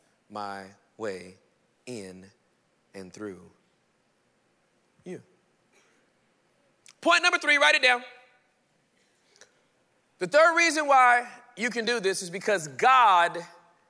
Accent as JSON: {"language": "English", "town": "Inglewood", "region": "California", "country": "United States", "tie": "born or raised there", "also_born_or_lived": "Irving, Texas", "said": "I was born and raised in Inglewood, California, the hood."}